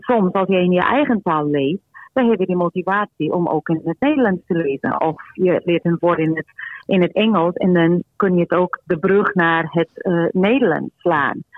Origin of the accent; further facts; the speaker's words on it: Portugal; now in Netherlands; ik kom uit Portugal, wij spreken Portugees met elkaar